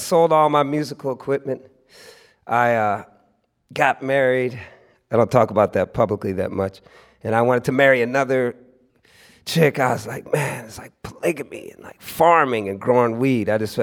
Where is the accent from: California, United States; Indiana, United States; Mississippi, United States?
California, United States; It was something that I used to break a lot as a youngster, growing up in the Bay Area.